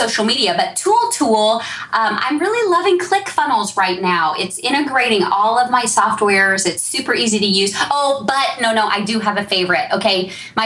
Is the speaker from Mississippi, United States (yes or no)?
no; Texas, United States; I'm from Texas